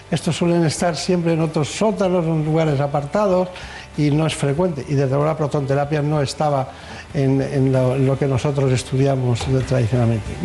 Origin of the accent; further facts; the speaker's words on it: Barcelona, Catalonia, Spain; Soy nacida en Barcelona.